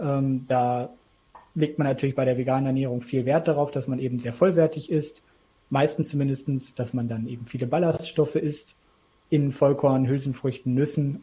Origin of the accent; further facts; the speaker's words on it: Isernhagen, Lower Saxony, Germany; ich komme eben auch aus Hannover